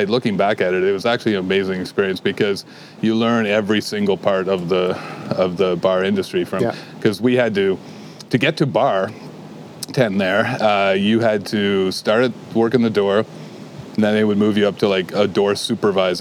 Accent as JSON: {"language": "English", "town": "Kingston", "region": "Ontario", "country": "Canada", "tie": "born or raised there", "moved": "as an adult", "lives_now": "Waterloo, Canada", "said": "I had a couple under-the-table jobs when I grew up in Kingston"}